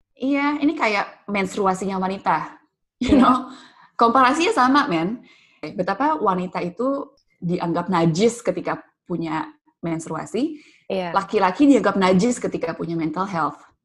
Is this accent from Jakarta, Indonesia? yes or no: yes; Jakarta, Indonesia; gue dibesarkan di Pulau Jawa, di ibu kota Jakarta